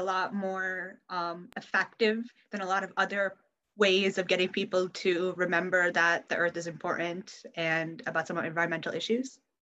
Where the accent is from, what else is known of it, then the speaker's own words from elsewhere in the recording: Connecticut, United States; I'm 17 years old, and I'm from Connecticut